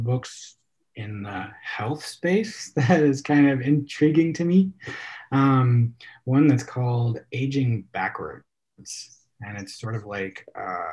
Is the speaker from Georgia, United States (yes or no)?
no; Alaska, United States; I grew up in Alaska.